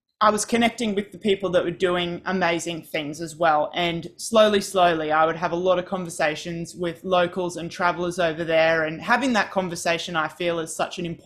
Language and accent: English; Australia; I'm from Australia